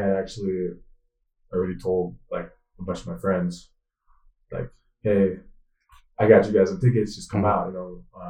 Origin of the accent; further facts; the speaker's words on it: Seattle, Washington, United States; I'm from the Pacific Northwest, you know, the great state of Washington, Seattle, 206